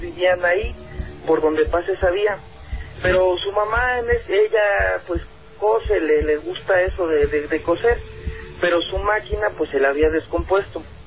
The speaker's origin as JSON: {"language": "Spanish", "town": "Xalapa", "region": "Veracruz", "country": "Mexico", "tie": "born or raised there", "also_born_or_lived": "Miguel Hidalgo, Mexico City", "moved": "yes", "lives_now": "Mexico City, Mexico", "said": "yo desde cuando era pequeño, yo soy de Veracruz, de Jalapa Veracruz, este, del municipio del Castillo, a un ladito de, de, de Jalapa, pues."}